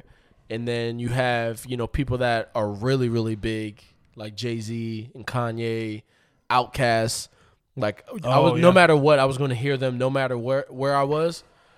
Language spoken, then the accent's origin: English; Puerto Rico; Because I'm coming from Puerto Rico. So, like, the only people we heard was from down south and from New York.